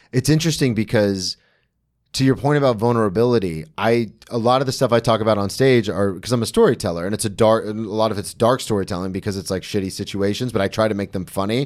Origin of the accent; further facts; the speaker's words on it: Daytona Beach, Florida, United States; I grew up in Daytona